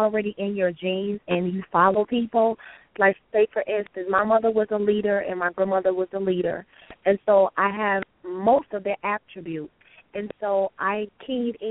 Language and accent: English; Chicago, Illinois, United States; also born or lived in Texas / Florida; I am from Chicago, west side of Chicago